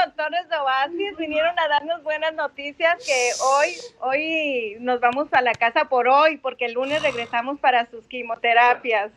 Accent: Ocotlán, Jalisco, Mexico; Nosotros somos de Ocotlán también.

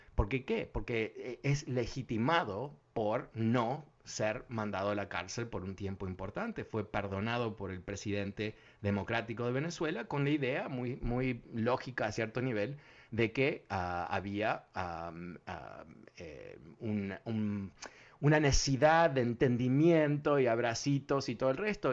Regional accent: Uruguay; now in United States; no voy a ser francés, voy a ser un uruguayo que vive en Francia

